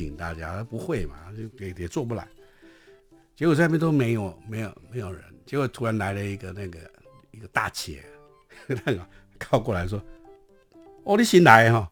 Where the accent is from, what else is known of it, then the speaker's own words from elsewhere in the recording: Pingxi, New Taipei, Taiwan; 我妈妈是平西人，我知，当然我自己也是平西人，我在是。平西出生，我爸爸也是。那因为在平西在那个年代都是矿工的家庭嘛